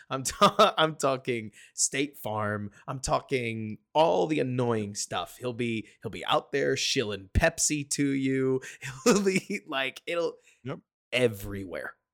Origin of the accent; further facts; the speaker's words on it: Dallas, Texas, United States; I'm from Dallas